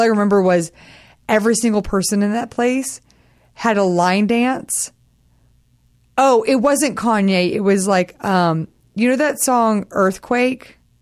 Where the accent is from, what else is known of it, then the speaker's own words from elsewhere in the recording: Texas, United States; I'm from Texas